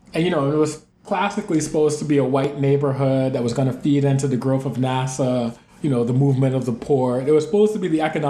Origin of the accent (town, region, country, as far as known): New Orleans, Louisiana, United States; born or raised there; now in Los Angeles, United States